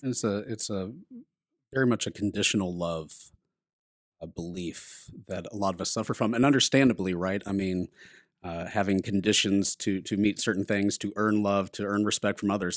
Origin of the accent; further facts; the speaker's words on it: Texas, United States; I'm from Texas